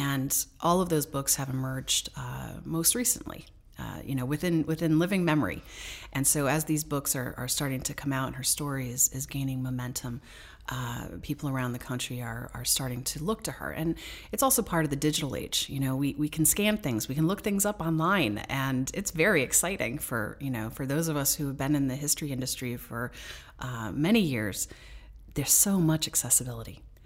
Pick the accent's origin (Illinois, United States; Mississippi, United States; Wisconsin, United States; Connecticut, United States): Connecticut, United States; Danbury; I grew up here in Danbury